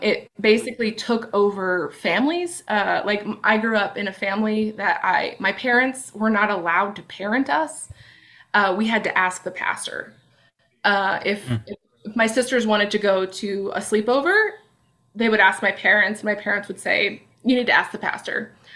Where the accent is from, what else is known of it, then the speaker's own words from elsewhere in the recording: Bellingham, Washington, United States; in Bellingham, in my hometown